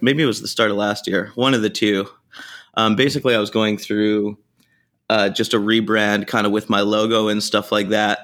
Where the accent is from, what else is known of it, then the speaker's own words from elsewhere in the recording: Canada; moved away; Growing up in Canada, we didn't really have much taco culture at all